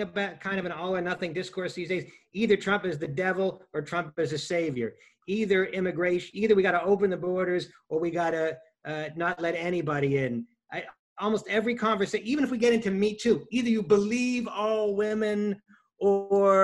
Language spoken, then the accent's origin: English; United States